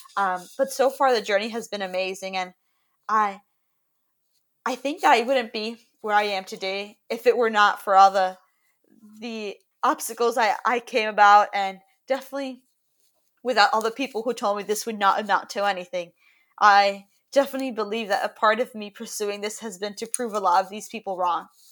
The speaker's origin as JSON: {"language": "English", "town": "Miami", "region": "Florida", "country": "United States", "tie": "born or raised there", "said": "I'm currently calling from my home in Miami, Florida, where I was born and raised"}